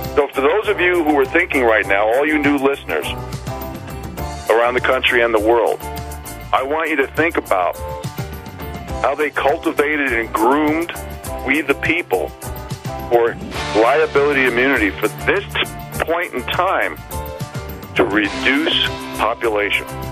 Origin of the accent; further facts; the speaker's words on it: New York City, New York, United States; moved away as an adult; now in Northern Rockies, United States; I grew up in New York City